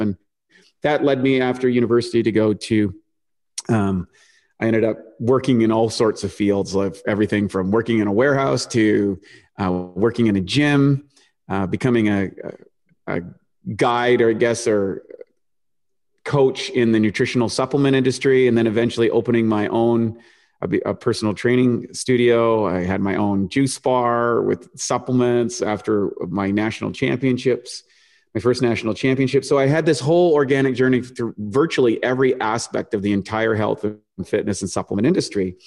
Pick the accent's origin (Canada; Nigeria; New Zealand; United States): Canada; New Brunswick; also born or lived in Toronto, Canada; born in, born in Toronto, grew up on the East Coast in a place called New Brunswick in this little town